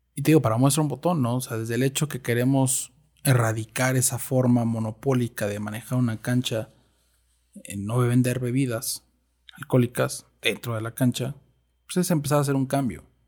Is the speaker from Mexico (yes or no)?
yes; Mexico; lo he vivido y soy mexicano